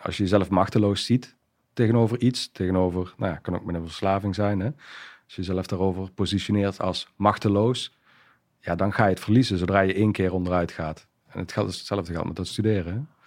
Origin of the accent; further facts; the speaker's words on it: Wijnandsrade, Limburg, Netherlands; opgegroeid in Zuid-Limburg. Um, ja, geboren in een klein dorpje, Wijnandschade.